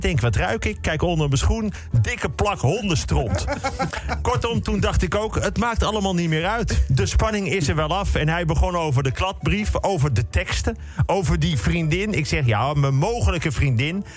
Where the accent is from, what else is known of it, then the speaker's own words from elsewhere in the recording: Netherlands; als Nederlander